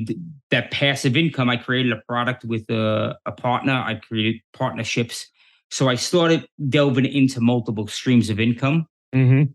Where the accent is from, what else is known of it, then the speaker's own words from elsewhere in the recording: New York City, New York, United States; I grew up in New York City back in the 70s and the 80s